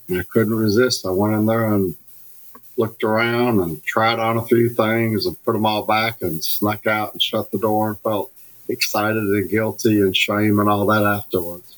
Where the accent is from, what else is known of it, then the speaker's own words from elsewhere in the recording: Alabama, United States; I grew up in Alabama